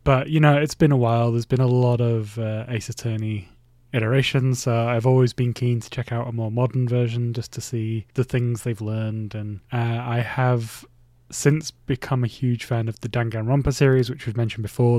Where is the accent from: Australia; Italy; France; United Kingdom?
United Kingdom; Bradford, Yorkshire and the Humber; my hometown city, uh, Bradford City